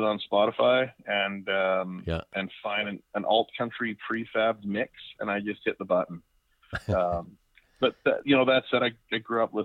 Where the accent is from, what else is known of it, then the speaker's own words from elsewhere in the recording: Victoria, British Columbia, Canada; moved away as an adult; now in Prince George, Canada; I grew up in Victoria